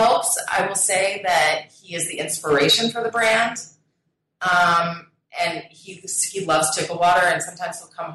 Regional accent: Colorado, United States; I grew up in Colorado, and it tends to be a very health-conscious state

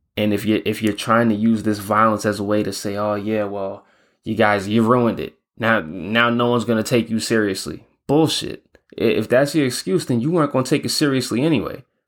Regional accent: New York, United States; now in Spain; I'm from New York. I got a lot of family and friends out there

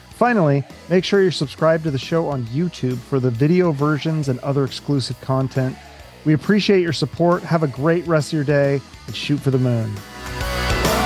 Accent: Seattle, Washington, United States; I'm not from the East Coast. I'm from Seattle

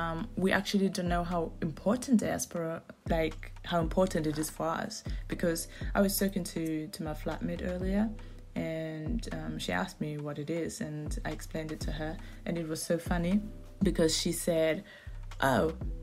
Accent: Nuremberg, Bavaria, Germany; also born or lived in Uganda; I have my roots in Uganda, and I was actually also born there, but I grew up in Germany. And so growing up here in Germany, it's... my parents were studying here and yeah, they started working here and everything.

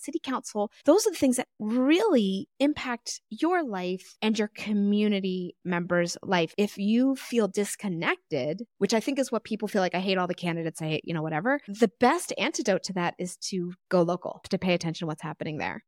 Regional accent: Texas, United States; I'm from Texas

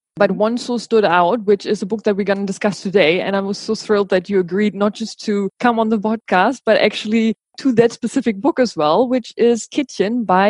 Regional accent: Berlin, Germany; now in Goa, India; Berlin is my hometown.

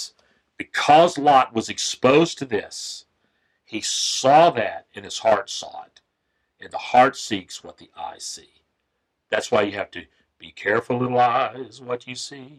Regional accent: Florida Panhandle, United States; I grew up in the Panhandle of Florida

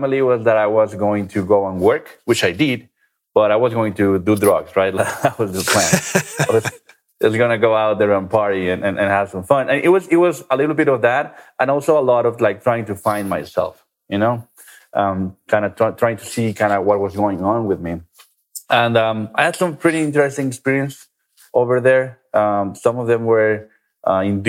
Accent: Guadalajara, Jalisco, Mexico; I'm from Mexico, right? A very traditional country, especially in Guadalajara, where I'm from

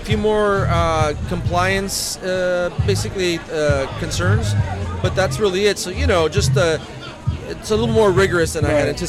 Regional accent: East Los Angeles, California, United States; I grew up in East Los Angeles.

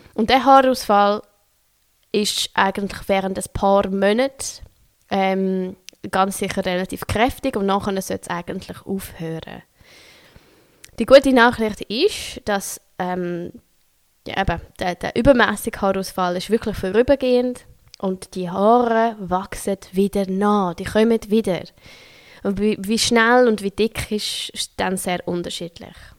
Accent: Switzerland; accent: Swiss German; first language Swiss German; German is a second language; now in Berlin, Germany; dass es nicht meine Muttersprache ist. Merkt man vielleicht nicht, wenn ich Schweizerdeutsch rede

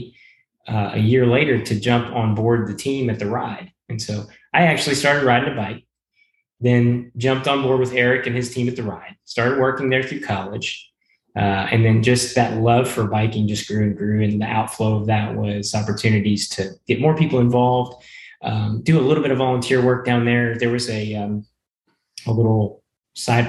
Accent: Conway, Arkansas, United States; also born or lived in Shreveport, Louisiana / Bryan-College Station, Texas; we shortly moved up to Central Arkansas after that, where I spent most of my life, 20 years of it, in Conway, Arkansas

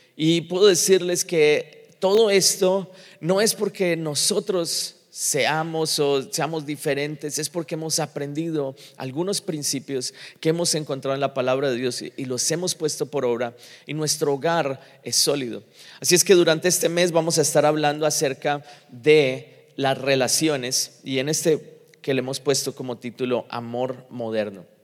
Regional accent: Colombia; moved away; also born or lived in Miami; a nosotros en general, los colombianos

